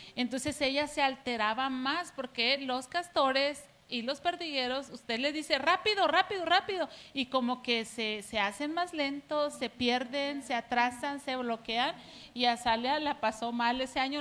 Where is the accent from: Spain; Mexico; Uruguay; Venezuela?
Mexico; somos eh, mexicanos